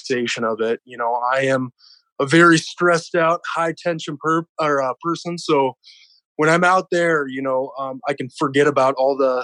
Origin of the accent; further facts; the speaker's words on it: South Dakota, United States; born and raised in South Dakota